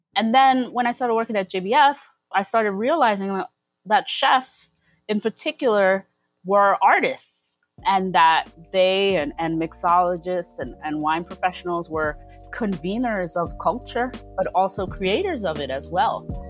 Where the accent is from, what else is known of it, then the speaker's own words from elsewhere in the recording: New York City, New York, United States; also born or lived in Philadelphia; I come from Brooklyn. I've been here since I was less than one year old and I've lived here pretty much my entire life, mostly in Flatbush